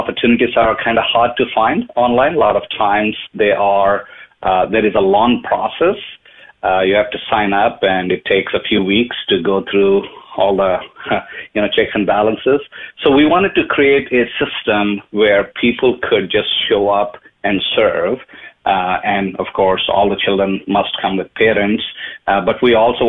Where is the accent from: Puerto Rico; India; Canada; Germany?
India; moved away as an adult; now in Dallas, United States; I am from India. I was born and brought up. I moved to United States in 98 to do some IT work